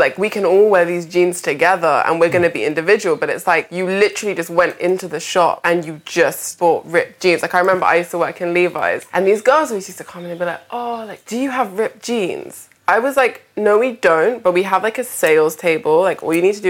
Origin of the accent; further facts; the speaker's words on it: London, United Kingdom; I grew up in Peckham